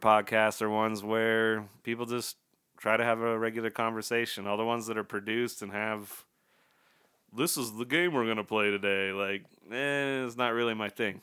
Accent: Utah, United States; we're both from Utah

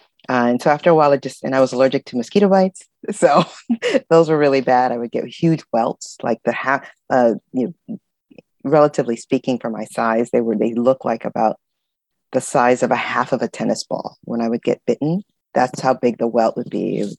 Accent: Culebra, Puerto Rico; also born or lived in Carson, California, United States; So I was born there, and then I grew up in Culebra and in Southern California in Carson.

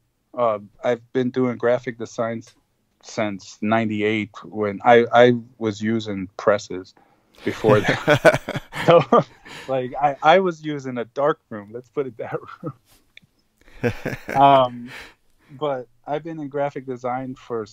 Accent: El Salvador; first language Spanish; English is a second language; moved away; when I was 6 months old, we went to El Salvador, so Spanish was actually my first language

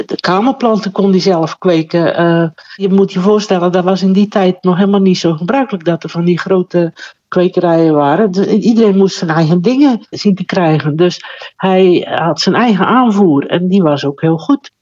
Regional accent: Terneuzen, Zeeland, Netherlands; Terneuzen. Daar ben ik geboren en getogen.

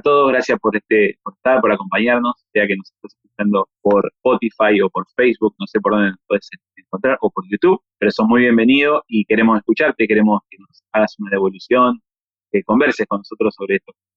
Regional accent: Argentina; somos argentinos

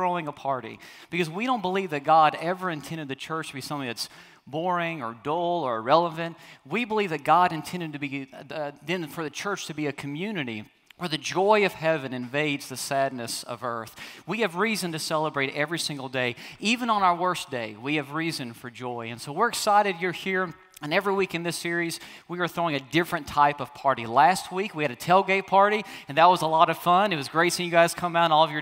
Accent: the South, United States; I'm from the South

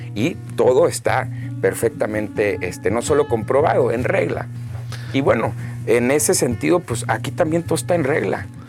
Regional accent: Hermosillo, Sonora, Mexico; also born or lived in Monterrey / Boston / Canada; yo nací aquí en Hermosillo, eh, el 23 de enero del 91

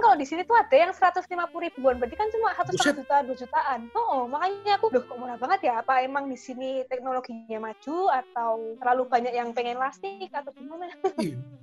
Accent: Indonesia; now in Busan, South Korea; aku tuh orang Indonesia

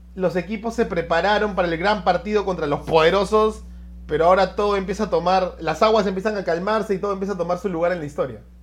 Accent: Peru; como peruanos

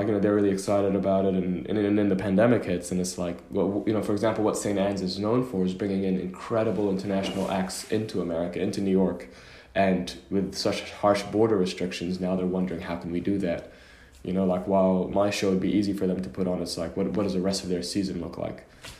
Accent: Oman; born there; I was born in Oman, but in the Middle East, as you know, when you're born somewhere, it doesn't mean you have a passport. So I had a Sudanese passport, but I was born in Oman.

